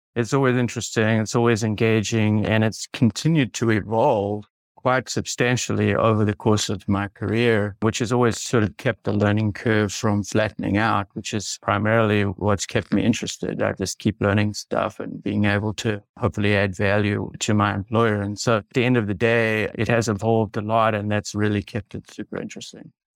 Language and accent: English; South Africa; moved away as an adult; now in United States; I grew up in South Africa and, and I did my, my undergrad actually in South Africa